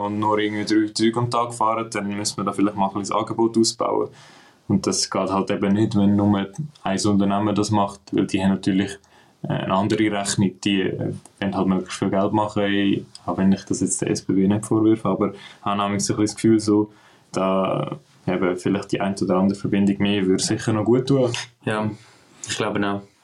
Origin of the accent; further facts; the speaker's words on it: Switzerland; bei uns in der Schweiz